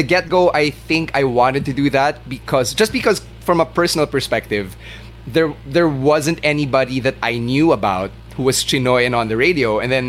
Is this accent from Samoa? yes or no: no; Philippines; I was born here, I was raised here, I'm every bit as Pinoy as the next person. I just happen to be of Chinese ethnicity.